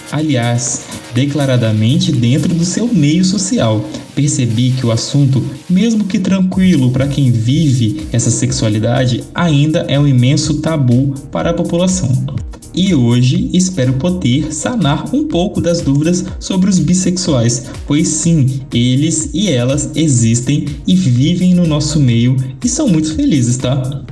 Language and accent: Portuguese; Espírito Santo, Brazil; nós somos capixabas das mais diversas cores